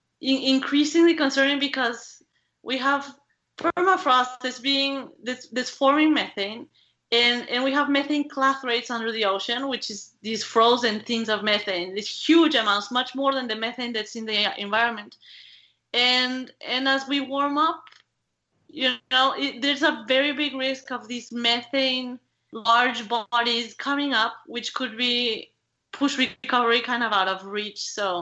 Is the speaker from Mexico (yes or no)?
yes; Mexico; English is a second language; as I mentioned, I am from Mexico, and in Mexico, people love telenovelas.